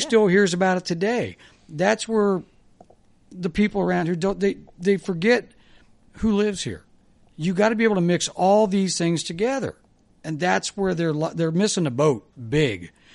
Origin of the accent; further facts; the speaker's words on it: Kettering, Ohio, United States; also born or lived in Dayton, Ohio / Kentucky; I was born in Dayton, grew up in Kettering, went to Fairmount West